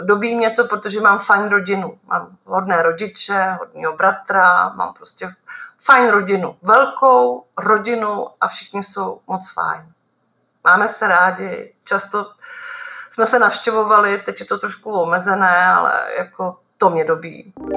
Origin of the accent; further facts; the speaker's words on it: Nymburk, Central Bohemian Region, Czechia; jsem z Nymburka